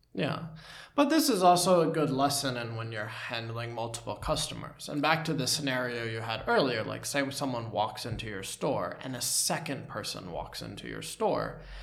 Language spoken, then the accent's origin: English; United States; moved away; as an American